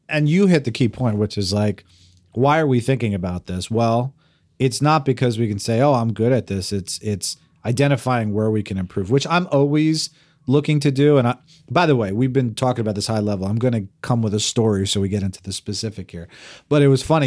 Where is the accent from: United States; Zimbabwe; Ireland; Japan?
United States; New Jersey; I'm this guy from New Jersey.